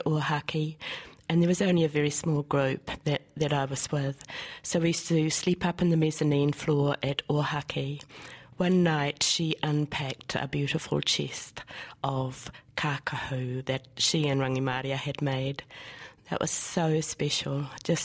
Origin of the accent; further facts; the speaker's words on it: Te Karaka, Gisborne, New Zealand; also born or lived in Rāwani / Kyle / Hokianga; I didn't grow up there. I was born in Rāwani. Yes. My father was a teacher. We moved, so we moved to Kyle first and then to Te Karaka, inland from Gisborne